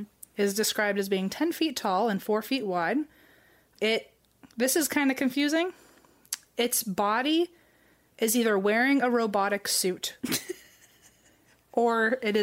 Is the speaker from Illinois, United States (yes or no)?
no; Virginia, United States; moved away; also born or lived in California; when I say I'm from Virginia